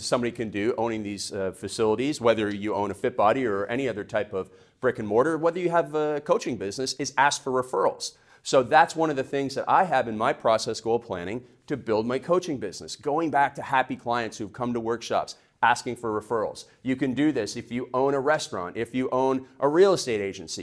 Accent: Canada; now in United States; in Canada, we call them process goals

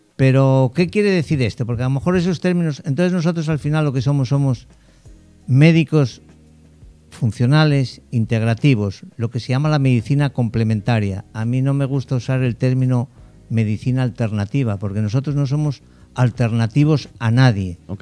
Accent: Spain; moved away as an adult; now in Dominican Republic; soy español

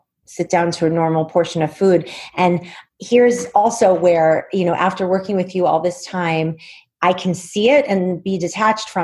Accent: Long Island, New York, United States; I grew up on Long Island

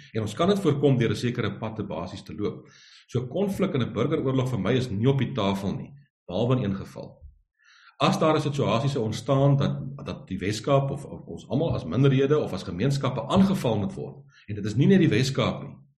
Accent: South Africa; ons praat van onsself as Afrikaners. Die taal wat ek en jy nou hier praat is Afrikaans

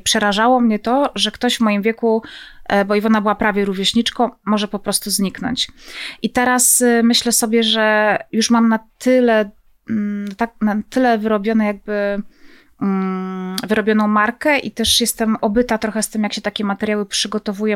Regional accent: Zabrze, Silesian Voivodeship, Poland; Ja pochodzę z Zabrza, więc Gliwice są tuż obok.

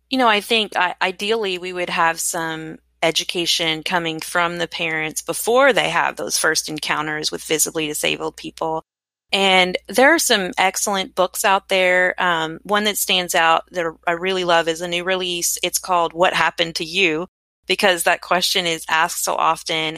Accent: Frankfort, Kentucky, United States; I was born in Frankfort, Kentucky

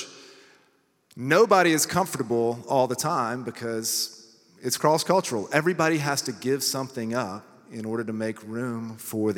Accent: Lawrenceville, Georgia, United States; moved away as an adult; also born or lived in St. Louis, Missouri; I'm actually from Lawrenceville, Georgia

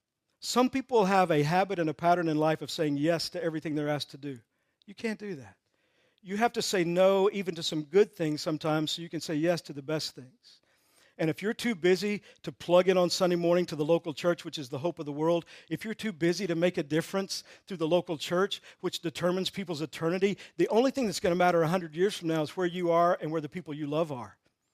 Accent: Texas, United States; I'm from Texas, so a lot of this.

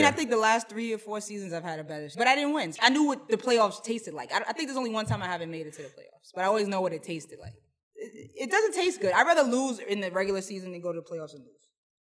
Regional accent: New York, United States; I'm from New York. They say, when you're out of town, they know you from New York.

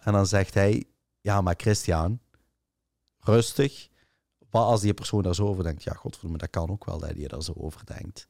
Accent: Limburg, Flanders, Belgium; ik ben van Limburg en ik ben er kei trots op

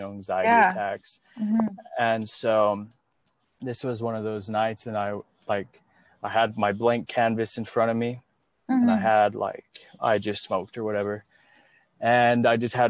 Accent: Utah, United States; now in Pasadena, United States; I was raised Mormon in Utah

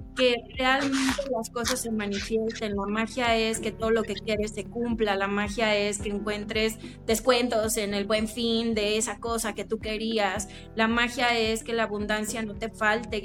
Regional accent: Chilpancingo, Guerrero, Mexico; yo soy chilpancingueña, yo soy de Guerrero

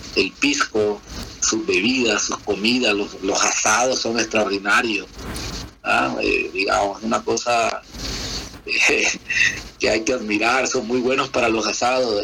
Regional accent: Valledupar, Cesar, Colombia; moved away as an adult; now in Chile; Nací en Valledupar, Valledupar, Colombia.

